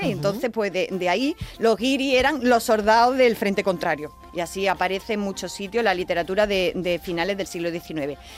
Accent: Córdoba, Andalusia, Spain; yo, soy de Córdoba.

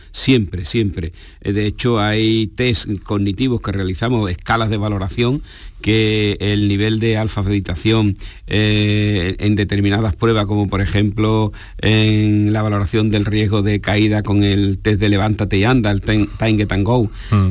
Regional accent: Spain; nuestra población en España

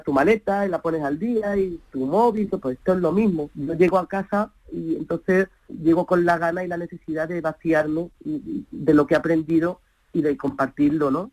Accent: Granada, Andalusia, Spain; moved away as an adult; now in Málaga, Spain; Yo nací en Granada, eh, de la cual me siento orgullosísima, pero bueno, vivo en Málaga

